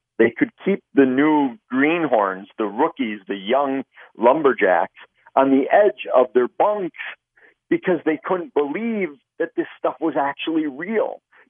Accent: Midwest, United States; Growing up in the Midwest, I had always heard legends of these creatures.

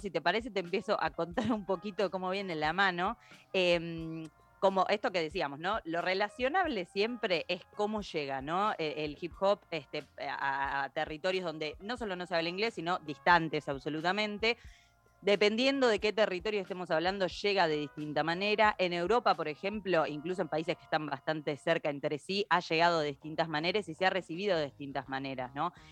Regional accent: Argentina; nosotros como argentinos

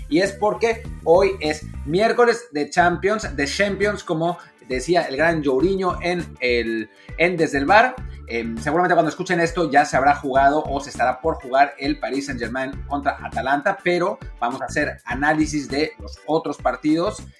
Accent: Mexico; como mexicano

